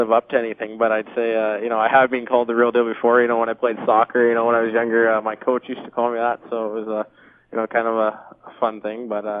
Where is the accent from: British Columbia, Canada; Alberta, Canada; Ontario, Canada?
British Columbia, Canada; Vancouver; I'm from Vancouver, so it's nice to play for your hometown.